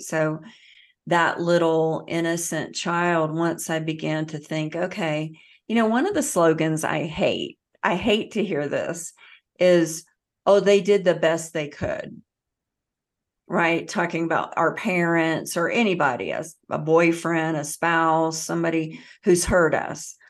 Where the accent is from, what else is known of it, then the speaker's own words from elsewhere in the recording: the South, United States; I grew up in the South